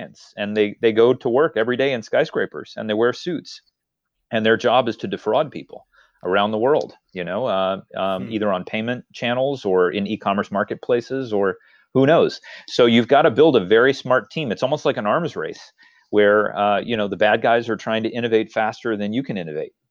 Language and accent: English; Texas, United States; when I was growing up in Texas.